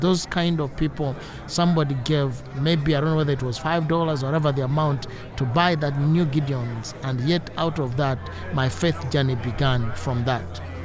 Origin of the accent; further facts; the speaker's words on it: Eastern Region, Uganda; I'm from Eastern Uganda and I live in Uganda